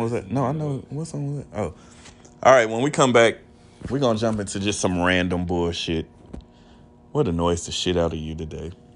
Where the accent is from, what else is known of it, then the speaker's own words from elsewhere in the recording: Texas, United States; being from Texas